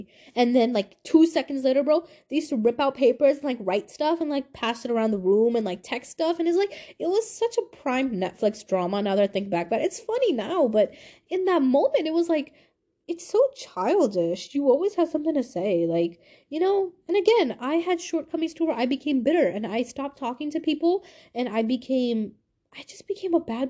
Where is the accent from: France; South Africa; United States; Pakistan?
Pakistan; I hated my culture. I hated being Pakistani. I was like, why am I Pakistani? Why am I different?